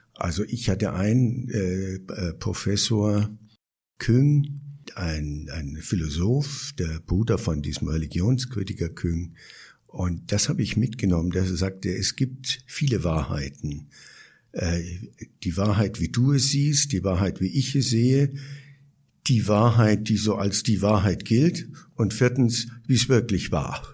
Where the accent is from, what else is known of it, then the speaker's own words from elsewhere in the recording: Bavaria, Germany; also born or lived in Berlin; now in Chiang Mai, Thailand; Ich bin ja so in den Nachkriegsjahren aufgewachsen